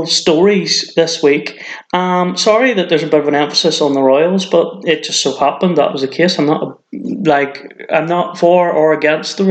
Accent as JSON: {"language": "English", "region": "Northern Ireland", "country": "United Kingdom", "moved": "yes", "lives_now": "Cheshire, United Kingdom", "said": "I'm not from England. I'm originally from Northern Ireland, but I've been living here for quite a while, so I suppose it's kind of my home now."}